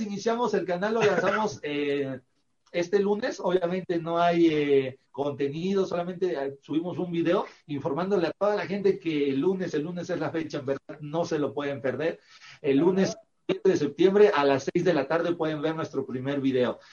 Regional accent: Veracruz, Mexico; Nosotros también somos originarios de Veracruz, somos de ah. Veracruz

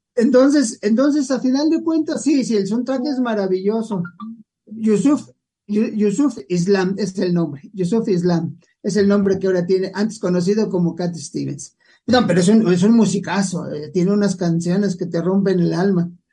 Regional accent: Mexico; aquí en México decimos los caminos se olvidan, pero la querencia nunca

